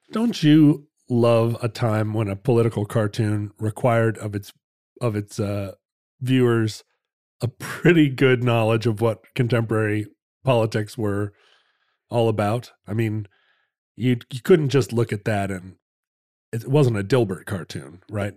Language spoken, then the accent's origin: English; the West, United States; growing up in the West